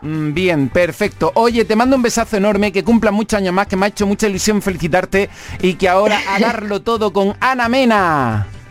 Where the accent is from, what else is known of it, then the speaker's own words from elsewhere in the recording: Salobreña, Andalusia, Spain; mi pueblo